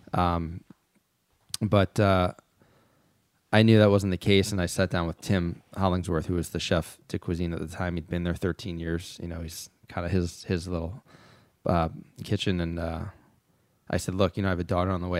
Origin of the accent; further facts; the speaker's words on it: Philadelphia, Pennsylvania, United States; moved away as an adult; also born or lived in New York / Yountville; Philadelphia. That's my hometown